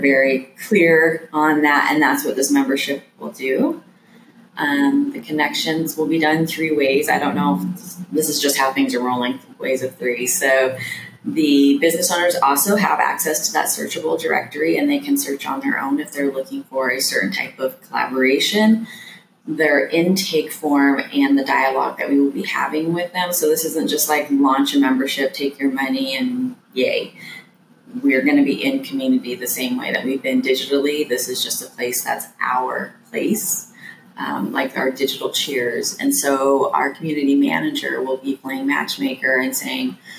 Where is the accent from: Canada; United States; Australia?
United States; Wyoming; now in Durham, United States; I'm from Wyoming, so originally